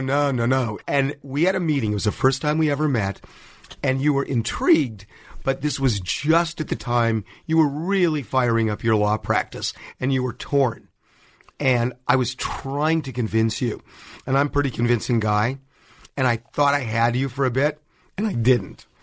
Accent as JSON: {"language": "English", "town": "Los Angeles", "region": "California", "country": "United States"}